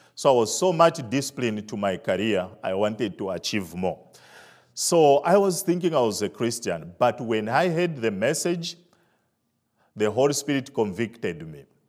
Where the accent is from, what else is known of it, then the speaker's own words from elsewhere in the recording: Zambia; moved away; I'm from Africa, Zambia. Uh, I grew up in the village